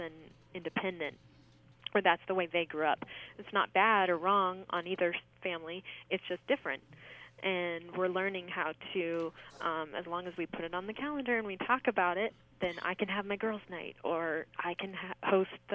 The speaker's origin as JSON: {"language": "English", "area": "Orange County", "region": "California", "country": "United States", "tie": "born or raised there", "lives_now": "Glendale, United States", "said": "I was raised in Orange County"}